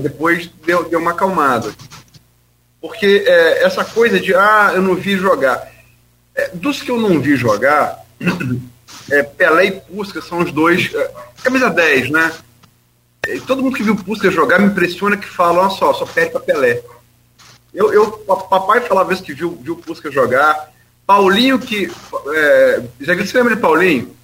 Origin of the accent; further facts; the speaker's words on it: Brazil; eu sou brasileiro